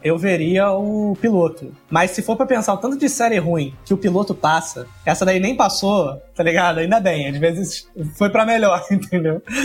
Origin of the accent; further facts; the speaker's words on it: Brazil; a gente como brasileiro